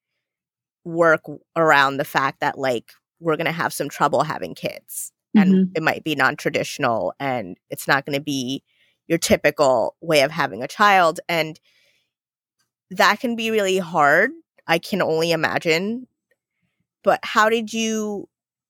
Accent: India; first language Gujarati; English is a second language; moved away; I was born in India, my first language was Gujarati

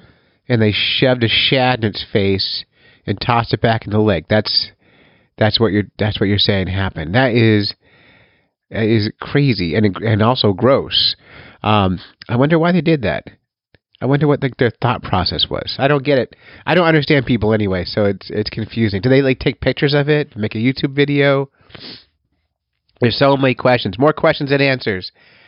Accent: Cape May Wildwood area, New Jersey, United States; I grew up fishing in New Jersey down in the Cape May Wildwood area

